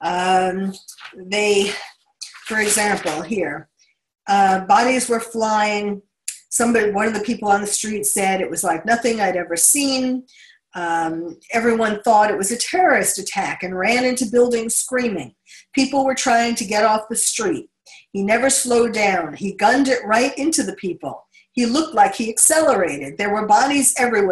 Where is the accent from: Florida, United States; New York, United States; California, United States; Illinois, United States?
New York, United States; New York City; having been born and bred in New York